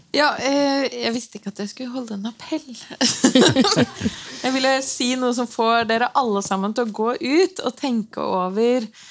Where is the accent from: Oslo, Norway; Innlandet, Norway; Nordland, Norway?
Oslo, Norway; jeg vokste opp i Nils Lauritzens vei